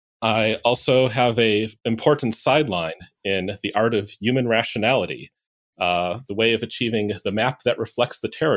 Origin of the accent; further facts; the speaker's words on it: Chicago, Illinois, United States; Chicago, Illinois.